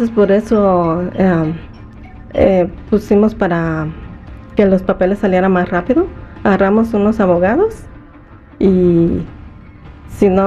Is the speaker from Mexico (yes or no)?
yes; Guerrero, Mexico; now in United States; México, de Guerrero.